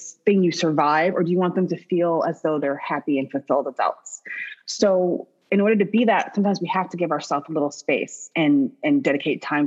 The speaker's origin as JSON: {"language": "English", "region": "Midwest", "country": "United States", "tie": "born or raised there", "said": "I grew up in the Midwest"}